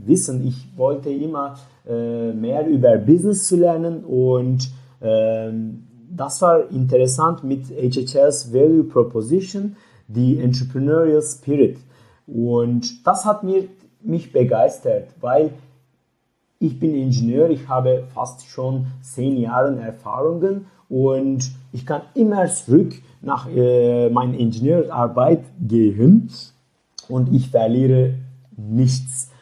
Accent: Turkey; German is a second language; moved away as an adult; also born or lived in Leipzig, Germany; now in Berlin, Germany; ich komme aus der Türkei

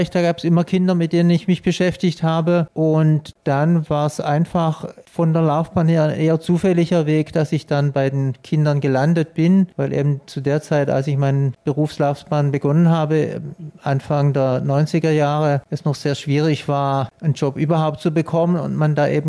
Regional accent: Baden-Württemberg, Germany; Also wenn Sie mich so fragen, ich komme

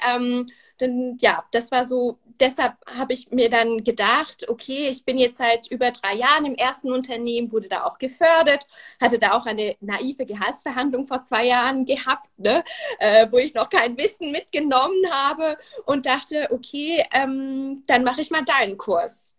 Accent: Switzerland; first language Swiss German and French; German is a second language; also born or lived in France; now in Berlin, Germany; bin Schweizerin und äh, Französin. Also meine Muttersprachen sind Schweizerdeutsch und Französisch, also Deutsch äh, ist nicht meine Muttersprache.

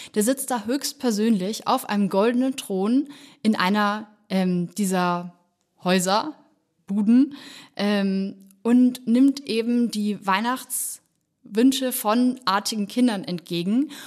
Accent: Nuremberg, Bavaria, Germany; ich komme auch ursprünglich aus Nürnberg, beziehungsweise meine Familie wohnt im Nürnberger Land

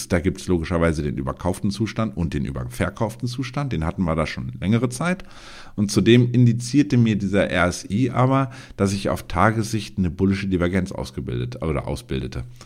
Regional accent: Germany; für uns als Deutsche

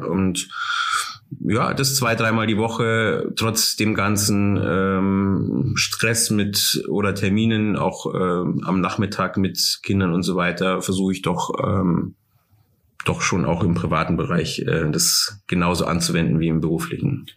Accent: Starnberg, Bavaria, Germany; also born or lived in Munich / Oberhaching; now in Taufkirchen, Germany; Ich bin in Starnberg geboren, ja. Ich komme aus der Starnberger Ecke

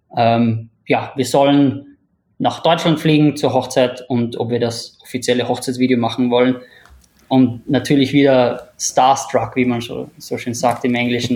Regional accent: Upper Austria, Austria; moved away as an adult; also born or lived in Vienna, Austria; now in Singapore; ich bin, bin aus Oberösterreich, bin dann nach der, nach der Matura nach Wien gezogen

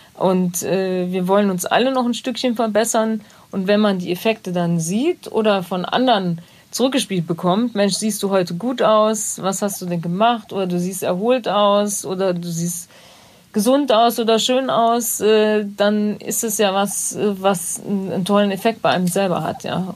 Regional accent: Bad Neuenahr, Rhineland-Palatinate, Germany; moved away; ich komme ja aus Bad Neuenahr

